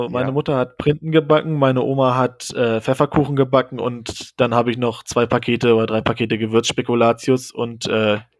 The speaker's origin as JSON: {"language": "German", "country": "Germany", "said": "Und ich war halt noch als, als Deutscher in, im Dorm."}